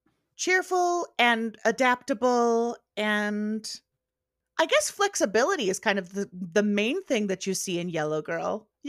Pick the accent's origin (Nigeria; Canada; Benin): Canada; that got me thinking about what Canadian Precure would be like, because I am Canadian.